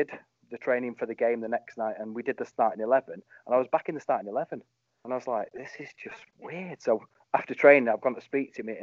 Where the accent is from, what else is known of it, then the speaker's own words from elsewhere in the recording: Stockport, North West England, United Kingdom; I'm from Stockport